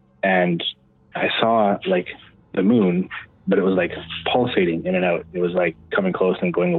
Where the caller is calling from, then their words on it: Manitoba, Canada; Well, it should sound familiar. … from Manitoba.